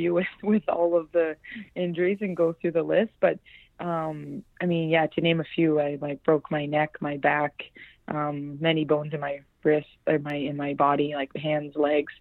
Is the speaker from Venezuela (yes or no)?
no; Vancouver, British Columbia, Canada; I come from Vancouver, and I have three older brothers